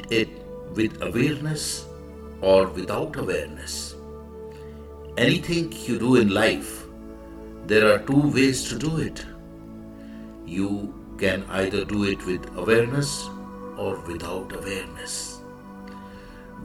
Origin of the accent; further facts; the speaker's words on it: India; I am the Indian monk